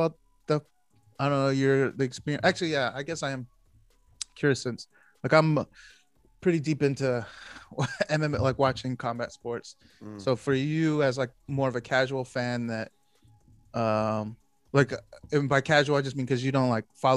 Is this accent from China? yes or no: no; Philippines; as a Filipino